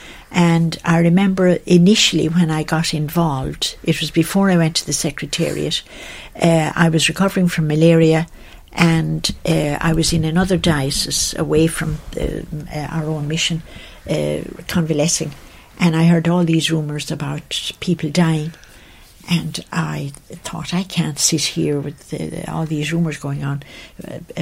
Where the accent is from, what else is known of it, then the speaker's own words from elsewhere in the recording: Kilfenora, County Clare, Ireland; moved away as an adult; also born or lived in Ethiopia; I'm from County Clare, Kilfenora, where I was born. I went to school in Kilfenora